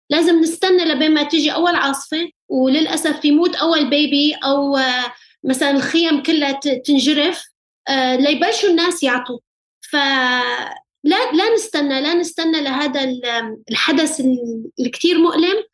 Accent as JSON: {"language": "Arabic", "town": "Aleppo", "region": "Aleppo Governorate", "country": "Syria", "tie": "born or raised there", "moved": "yes", "said": "حلب ومطرح ما ربيت"}